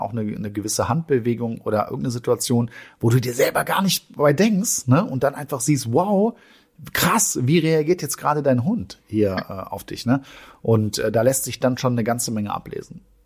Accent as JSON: {"language": "German", "country": "Germany", "said": "wir als Deutsche"}